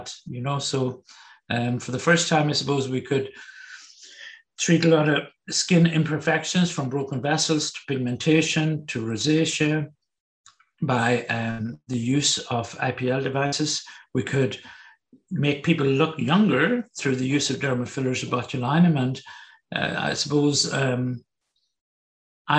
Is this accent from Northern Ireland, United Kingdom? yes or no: yes; Northern Ireland, United Kingdom; moved away; also born or lived in Germany / Berlin; growing up in Northern Ireland, I had the whole, I suppose, background of the Troubles. We grew up with it